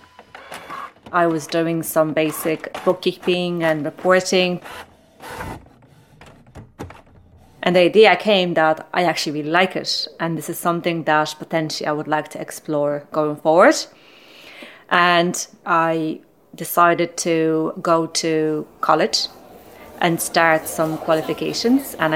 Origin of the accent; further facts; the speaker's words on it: Poland; moved away as an adult; now in Ireland; I am originally from Poland. I came to Ireland nearly 18 years ago